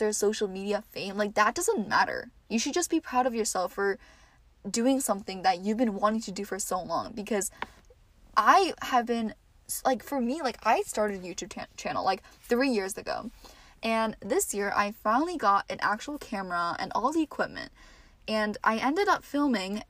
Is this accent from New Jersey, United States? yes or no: yes; New Jersey, United States; also born or lived in New York City; I am from New Jersey and I go to college in the city, New York City, and I am home for the semester